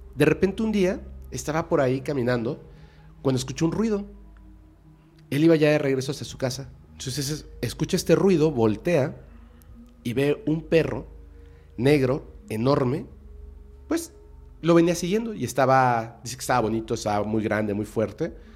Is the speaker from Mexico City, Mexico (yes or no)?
yes; Mexico City, Mexico; now in Mérida, Mexico; Yo soy de aquí, de la Ciudad de México, pero vivo en Mérida